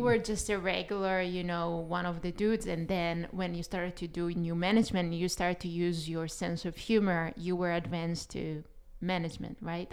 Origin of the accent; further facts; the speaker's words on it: Israel; first language Hebrew; English is a second language; moved away as an adult; also born or lived in New York City; I'm originally from Israel, and I came to study acting in New York City was my dream when I came there at twenty-two